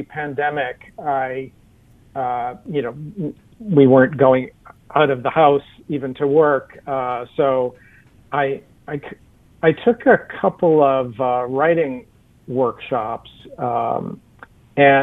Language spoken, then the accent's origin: English; just outside of Boston, Massachusetts, United States; I grew up just outside of Boston.